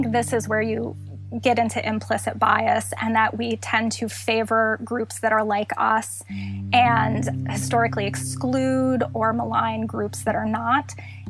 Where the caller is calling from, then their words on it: Chicago, Illinois, United States; I'm joining you from Chicago